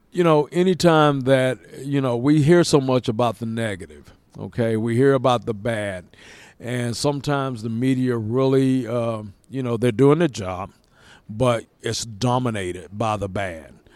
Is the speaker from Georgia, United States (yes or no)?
yes; Lawrenceville, Georgia, United States; I was born and raised here in Lawrenceville